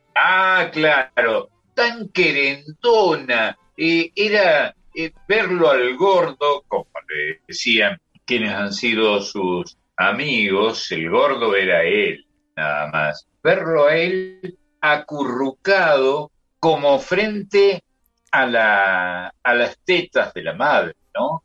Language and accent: Spanish; Córdoba, Argentina; Yo soy de San Vicente, en el otro extremo de la ciudad de Córdoba